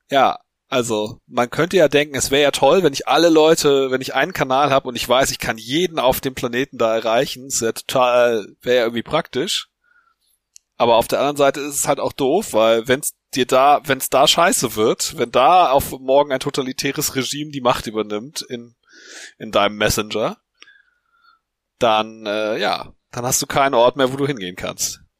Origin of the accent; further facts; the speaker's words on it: Hamburg, Germany; Wir, wir sind ja Hamburger.